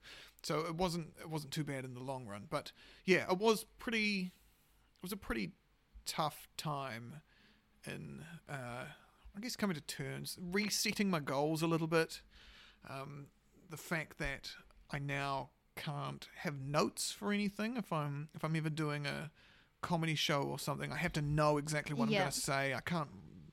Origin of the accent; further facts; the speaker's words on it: South Island, New Zealand; born there; I was born in the South